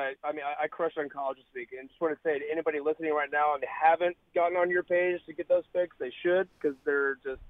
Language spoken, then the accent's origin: English; Dallas, Texas, United States; born and raised in Dallas.